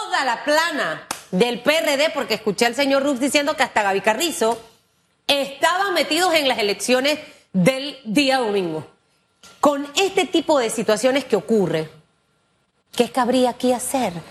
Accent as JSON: {"language": "Spanish", "country": "Panama", "said": "como panameña"}